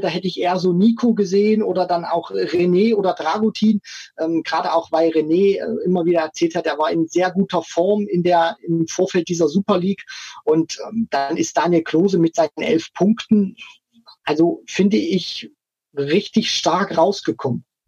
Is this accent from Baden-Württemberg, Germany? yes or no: no; Thuringia, Germany; ich komme ja auch aus, aus Thüringen.